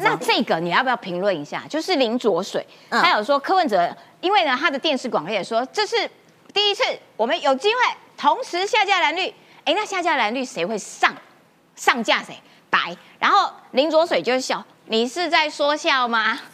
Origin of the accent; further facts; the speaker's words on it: Kaohsiung, Taiwan; 我们高雄人就是这样子哈